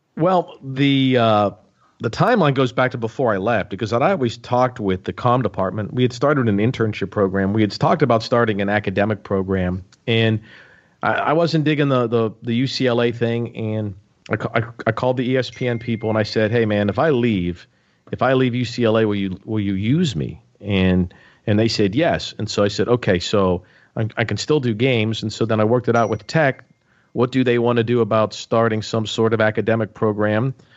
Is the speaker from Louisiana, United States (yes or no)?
no; Pittsburgh, Pennsylvania, United States; moved away as an adult; also born or lived in Blacksburg; Growing up in Pittsburgh